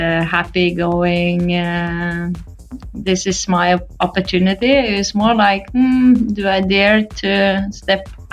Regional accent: Norway; I played with the boys in my hometown, Momoen, a small town with 800 people

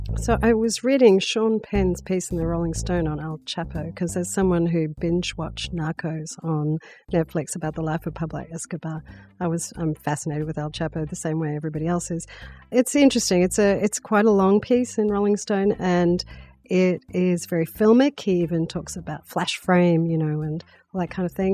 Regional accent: Australia; now in New York, United States; as an Australian

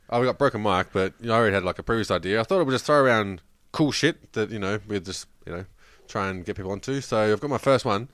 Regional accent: New South Wales, Australia; now in Victoria, Australia; we grew up in New South Wales

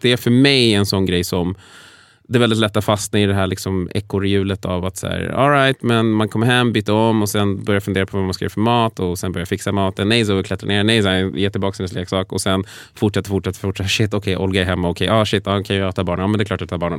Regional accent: Sweden; född och uppvuxen i Sverige

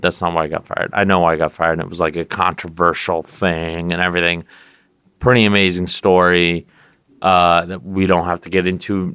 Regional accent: California, United States; moved away as an adult; now in New York, United States; I always used to say California

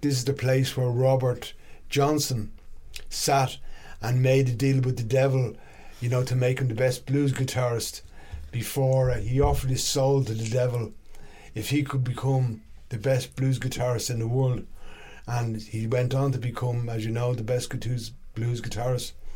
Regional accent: Dublin, Leinster, Ireland; also born or lived in London; I was born in London actually to two Irish immigrants, but okay. they moved back to Ireland, and uh, I ended up living in Dublin

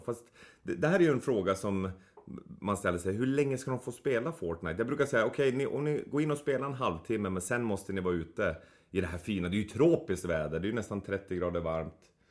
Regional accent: Boden, Norrbotten County, Sweden; moved away; jag växte upp i Boden

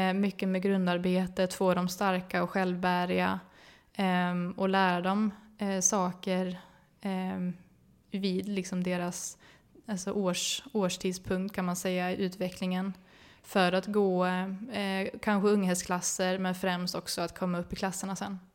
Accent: Uppsala, Uppsala County, Sweden; mamma och pappa hade ridskola i Uppsala eh, där jag växte upp

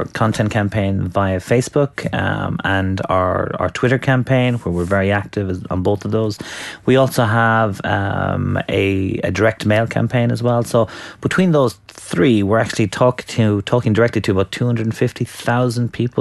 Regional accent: Ireland; now in United Kingdom; as an Irish person

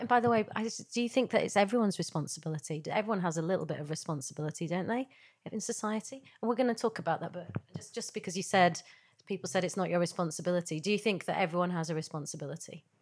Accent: Yorkshire and the Humber, United Kingdom; I grew up in Yorkshire

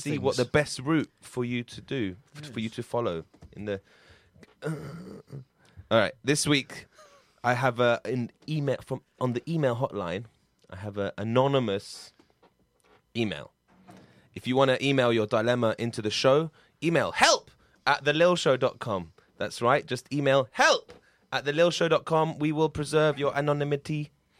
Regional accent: London, United Kingdom; I'm from Brick Lane, guys. Do you know that?

